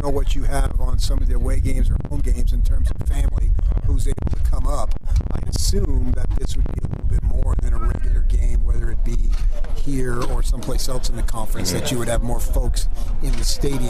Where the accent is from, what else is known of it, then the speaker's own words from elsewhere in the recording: Los Angeles, California, United States; moved away; I grew up in San Pedro. I used to live there, so I'm very familiar with the community.